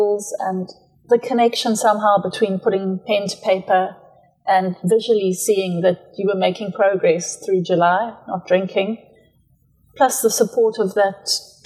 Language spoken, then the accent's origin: English; Matabeleland, Zimbabwe; moved away as an adult; also born or lived in Johannesburg, South Africa / Eastern Cape, South Africa; now in Kleinemonde, South Africa; I was born in Zimbabwe, grew up on a ranch in Matabele land. I left Zim after school